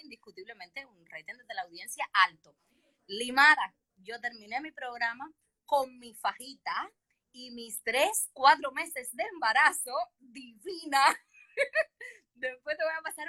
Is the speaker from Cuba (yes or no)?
yes; Havana, Cuba; also born or lived in Peru; yo nací en Jesús María y mi madre es una guajira de Pinar de Río